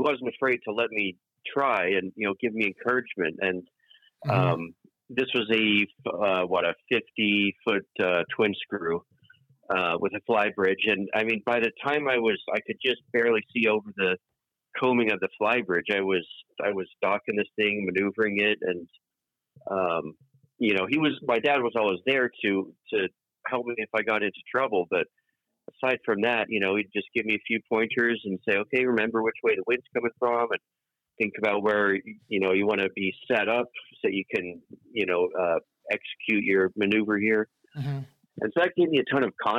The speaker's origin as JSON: {"language": "English", "area": "East Bay", "region": "California", "country": "United States", "tie": "born or raised there", "also_born_or_lived": "England", "said": "the vast majority of my life, mm-hmm. living in the East Bay. So, you know, since I was a wee tyke"}